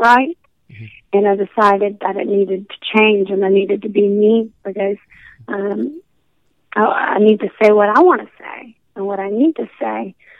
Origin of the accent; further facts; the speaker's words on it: Alabama, United States; I am from Alabama, and so that's considered a southern state. So you know, I'm going to be raised around country music